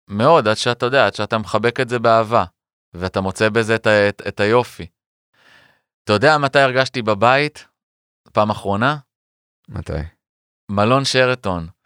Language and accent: Hebrew; Beersheba, Southern District, Israel; born there; also born or lived in Ramat Aviv / Arad / Lotem / Metzuba; ונולדתי בסורוקה בבאר שבע, וששם נקודת הפתיחה של חיי, ו... ורמת אביב ג', וערד, והפנימייה, וקיבוץ לוטם ומצובה בצפון, ותל אביב.